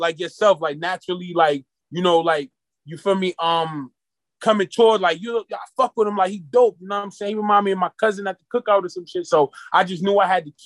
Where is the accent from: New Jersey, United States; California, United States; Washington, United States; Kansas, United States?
New Jersey, United States; Irvington; I grew up in an urban community. I grew up in Irvington, New Jersey.